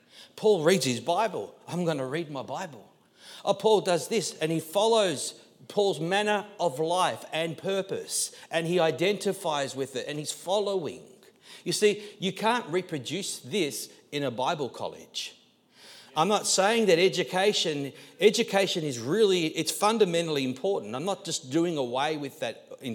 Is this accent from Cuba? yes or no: no; Australia; being Australian and Aussie